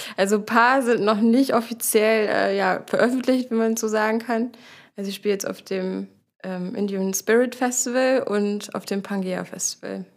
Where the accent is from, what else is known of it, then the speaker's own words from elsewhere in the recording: Dithmarschen, Schleswig-Holstein, Germany; moved away as an adult; now in Hamburg, Germany; ich komme aus Dithmarschen